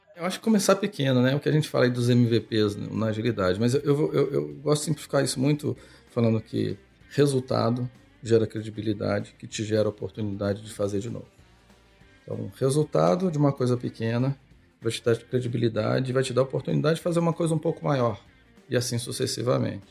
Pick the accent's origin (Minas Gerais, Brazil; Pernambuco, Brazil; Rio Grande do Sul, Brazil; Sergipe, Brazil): Minas Gerais, Brazil; Belo Horizonte; now in São Paulo, Brazil; eu sou de Minas, eu peguei o trem, saí de Belo Horizonte, tive várias paradas, vim para São Paulo.